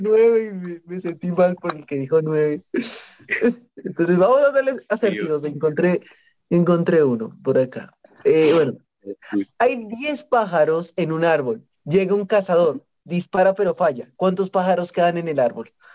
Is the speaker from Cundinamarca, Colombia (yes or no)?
yes; Facatativá, Cundinamarca, Colombia; Yo no he salido de faca